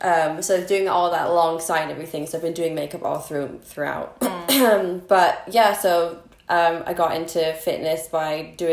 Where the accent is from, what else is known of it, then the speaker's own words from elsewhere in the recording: United States; moved away; So I was born here and then I moved to America when I was 6-7 and then I grew up there, went to school, graduate